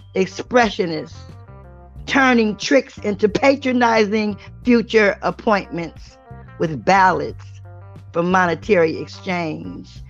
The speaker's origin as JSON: {"language": "English", "town": "Cleveland", "region": "Ohio", "country": "United States", "said": "I come from Cleveland, the place they call the plum. Cleveland, Ohio is where I come from."}